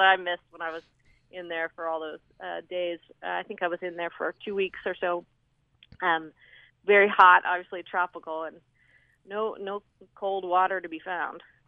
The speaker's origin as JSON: {"language": "English", "town": "Seattle", "region": "Washington", "country": "United States", "tie": "born or raised there", "said": "I grew up in Seattle, right in the city"}